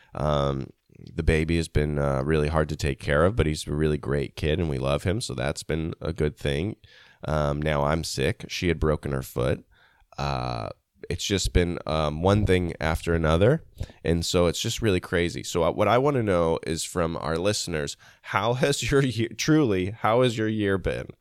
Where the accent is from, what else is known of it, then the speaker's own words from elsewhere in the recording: United States; as an American